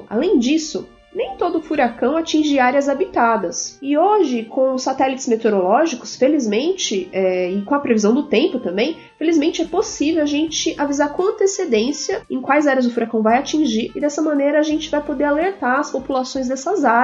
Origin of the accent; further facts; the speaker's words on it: São Paulo, Brazil; born there; Oi, cientistas. … tenho seis anos e eu nasci em São Paulo.